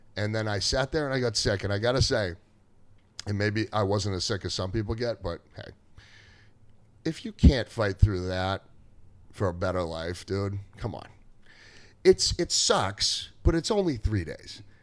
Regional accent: Gloucester, Massachusetts, United States; I grew up in Gloucester, and I went to Gloucester High School, then I went to Salem State afterwards

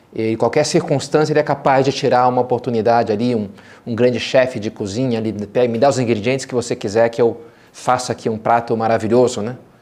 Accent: Rio de Janeiro, Brazil; meus pais moram até hoje, eu me criei, lá na, na Gávea, no Rio de Janeiro

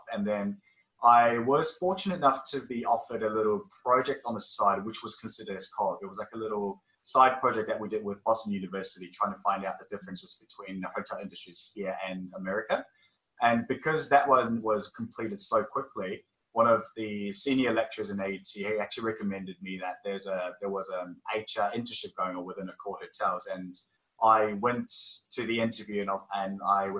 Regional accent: Auckland, New Zealand; also born or lived in South Korea; I'm originally from South Korea. My family emigrated to New Zealand back in 2001 when I was about 9 years old. And ever since I've been living in, living in Auckland

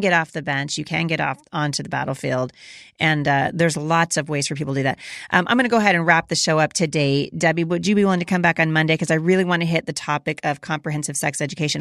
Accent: Oregon, United States; I grew up in Oregon. I went, I graduated from Portland Christian

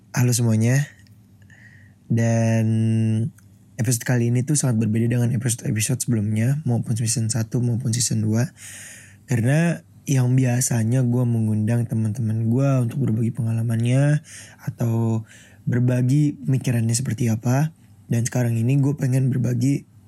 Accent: Jakarta, Indonesia; Gue lahir di Jakarta 29 Mei 2001.

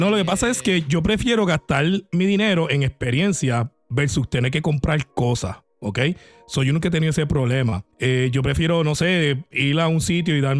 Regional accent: Puerto Rico; yo soy puertorriqueño, por si acaso, yo no necesito papeles ni nada de eso

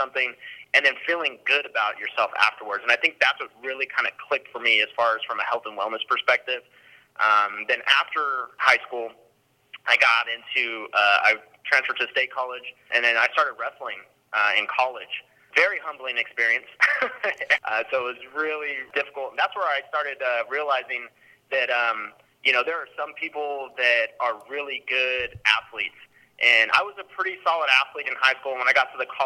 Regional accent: Stockton, California, United States; I grew up in Stockton, California

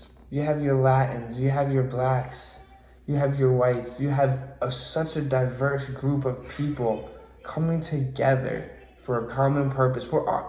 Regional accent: Lebanon, New Hampshire, United States; Shit, I'm from Lebanon, New Hampshire. That's 30 minutes away.

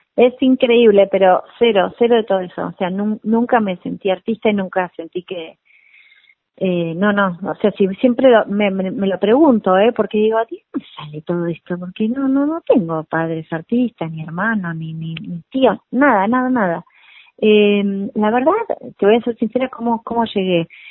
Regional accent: Mar del Plata, Buenos Aires Province, Argentina; moved away; yo soy de Mar de Plata

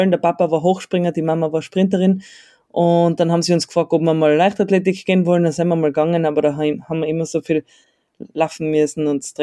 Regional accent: Innsbruck, Tyrol, Austria; aus der Großstadt Innsbruck.

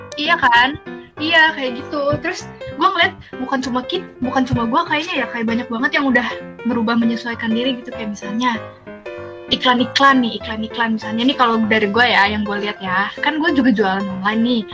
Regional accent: Jakarta, Indonesia; Gue dari Jakarta di sini-sini aja

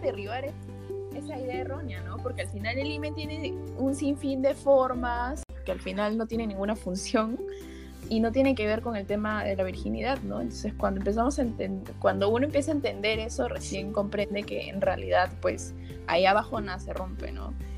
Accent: Juliaca, Puno, Peru; yo soy natalmente de Juliaca, Juliaca está en Puno

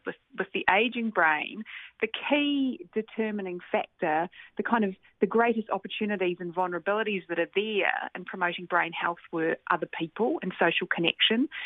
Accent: Christchurch, Canterbury, New Zealand; I grew up in Christchurch, New Zealand

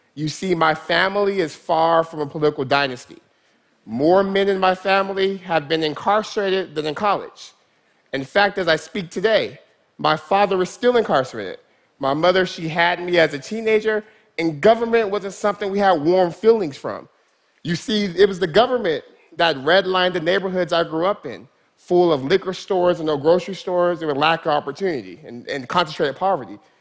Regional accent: Stockton, California, United States; Stockton's my hometown

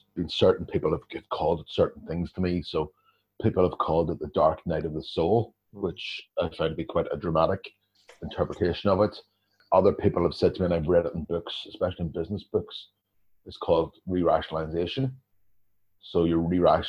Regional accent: Northern Ireland, United Kingdom; coming from the northern part of the country, coming from Northern Ireland itself

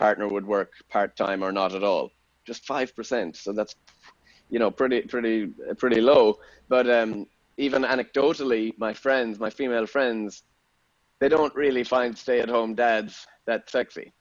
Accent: Ireland; moved away as an adult; also born or lived in Austin, Texas; now in England; as an Irishman

